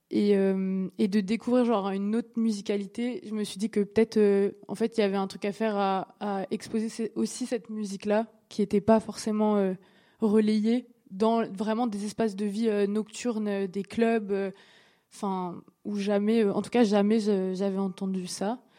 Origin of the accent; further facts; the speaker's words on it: Saint-Denis, Réunion, France; moved away as an adult; moi, je viens de Saint-Denis. Et après mon bac, bah, en gros, la, les études que je voulais faire, il n'y avait pas. Du coup, bah, je suis partie à Paris